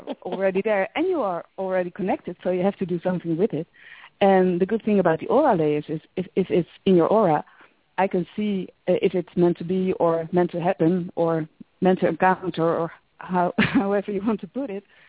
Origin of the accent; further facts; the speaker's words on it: near Utrecht, Netherlands; I was born near Utrecht, so I really know the place.